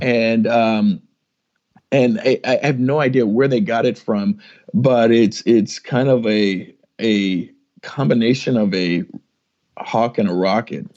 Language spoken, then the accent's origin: English; San Antonio, Texas, United States; also born or lived in Kansas; I'm from San Antonio, Texas, uh, raised as a military brat, and uh, although my wife will tell you that I was born in Kansas, uh, we moved around a handful of times and uh, ended up in San Antonio, Texas, uh, about my third grade year.